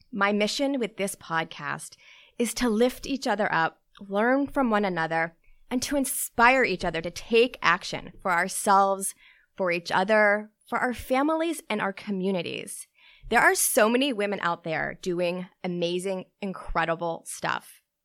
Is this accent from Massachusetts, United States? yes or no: yes; Newton, Massachusetts, United States; I grew up in Newton, Massachusetts with my parents